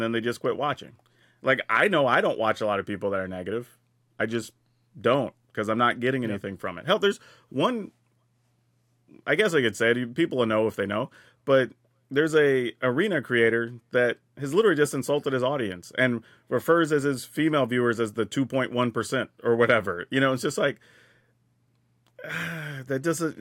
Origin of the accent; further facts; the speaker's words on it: Texas, United States; I grew up in the South in Texas